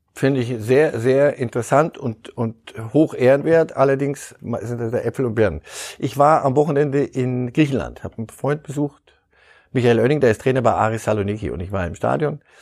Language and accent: German; Istanbul, Turkey; moved away as an adult; now in Munich, Germany; ich komme aus Istanbul, ich lebe seit über 25 Jahren hier in München